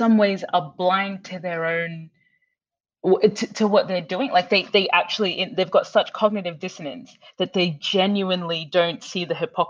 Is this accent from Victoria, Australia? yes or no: no; Brisbane, Queensland, Australia; moved away; when I was growing up in Brisbane